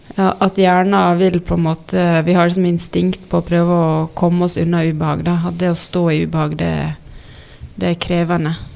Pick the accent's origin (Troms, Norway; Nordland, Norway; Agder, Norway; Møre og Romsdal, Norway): Møre og Romsdal, Norway; Ålesund; moved away as an adult; now in Oslo, Norway; jeg er jo fra Ålesund, egentlig. Mm. Men det er halve livet siden jeg bodde